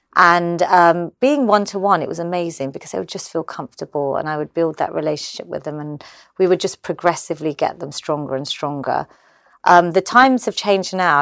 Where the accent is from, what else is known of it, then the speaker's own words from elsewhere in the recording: London, United Kingdom; I was born in London. I'm obviously Gujarati